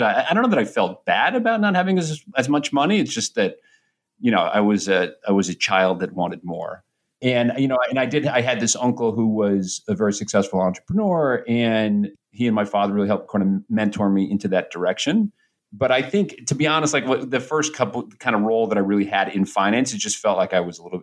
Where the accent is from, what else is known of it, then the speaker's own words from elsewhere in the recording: New Hampshire, United States; now in New York City, United States; I grew up in New Hampshire in a pretty blue collar neighborhood.